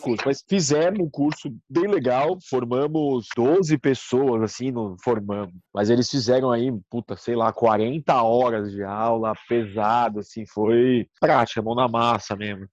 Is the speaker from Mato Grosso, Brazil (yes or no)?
no; Santos, São Paulo, Brazil; moved away; also born or lived in London; eu sou de Santos, aí vim morar em São Paulo